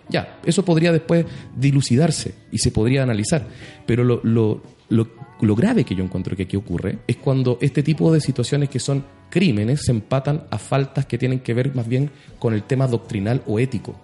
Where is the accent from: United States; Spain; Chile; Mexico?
Chile; Arica, Arica y Parinacota; also born or lived in La Serena; yo soy de Arica